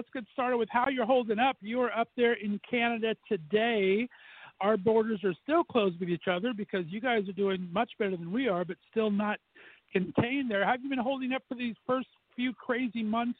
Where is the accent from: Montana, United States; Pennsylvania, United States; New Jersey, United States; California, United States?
California, United States; Southern; moved away as an adult; now in Northeast Ohio, United States; I was born and raised in Southern California, and I like to say that I've been banished to Northeast Ohio.